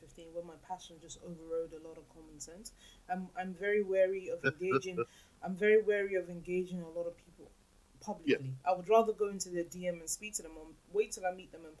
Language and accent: English; Lagos, Nigeria; I am from Lagos. Lagos Island, to be specific.